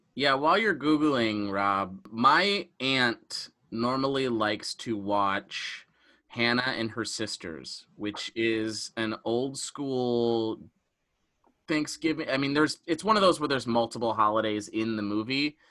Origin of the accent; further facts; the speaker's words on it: Detroit, Michigan, United States; We're all from Michigan and suburb Detroit